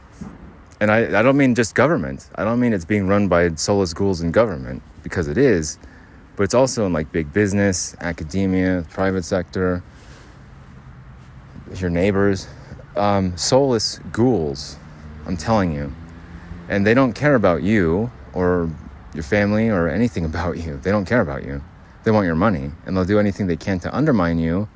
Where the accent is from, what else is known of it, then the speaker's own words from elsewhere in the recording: Arizona, United States; now in Utah, United States; I'm from Arizona. Fireworks are completely illegal there